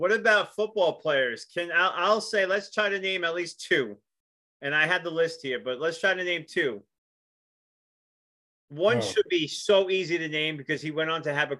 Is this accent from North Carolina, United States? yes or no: no; New York, United States; I grew up in New York during Lawrence Taylor's career, and my uncles, my granddad, they were big Giant fans.